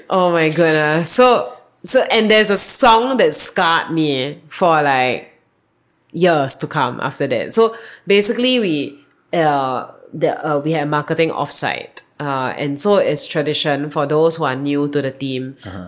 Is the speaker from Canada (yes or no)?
no; Singapore; moved away as an adult; now in Austin, United States; I come from Singapore. That was where I was born and I grew up. And I arrived in Austin a year and a half ago.